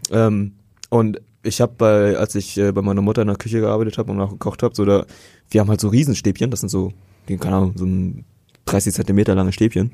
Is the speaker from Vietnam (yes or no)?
yes; Vietnam; bei uns in Vietnam